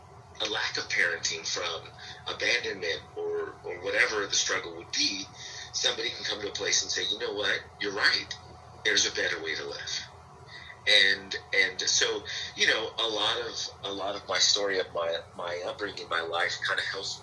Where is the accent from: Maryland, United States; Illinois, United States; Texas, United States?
Texas, United States; San Antonio; moved away as an adult; also born or lived in Houston, Texas / Los Angeles, California; now in Dallas-Fort Worth area, United States; I'm originally from San Antonio, Texas